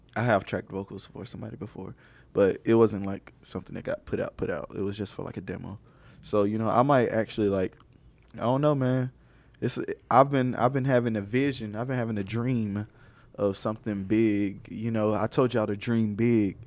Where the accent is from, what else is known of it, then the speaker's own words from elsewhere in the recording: Alabama, United States; I'm from Alabama